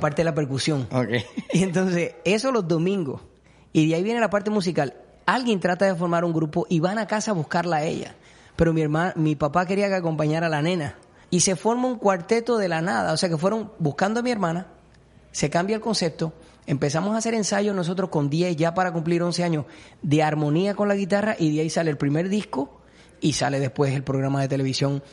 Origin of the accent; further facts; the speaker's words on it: Puerto Rico; a todos los puertorriqueños que nos gusta la música